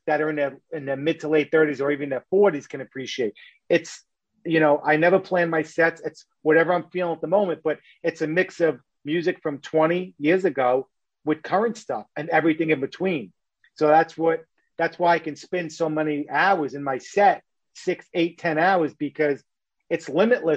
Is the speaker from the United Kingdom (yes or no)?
no; New York City, New York, United States; I'm from New York